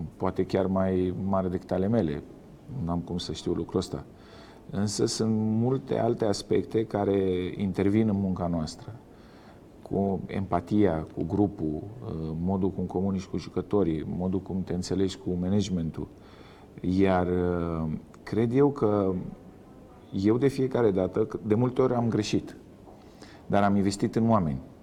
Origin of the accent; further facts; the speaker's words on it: Romania; moved away as an adult; also born or lived in China; noi românii